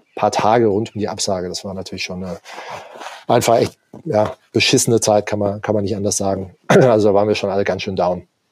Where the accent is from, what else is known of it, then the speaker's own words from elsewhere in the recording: Darmstadt, Hesse, Germany; moved away as an adult; also born or lived in Hamburg; now in Allgäu, Germany; bin ursprünglich aus Darmstadt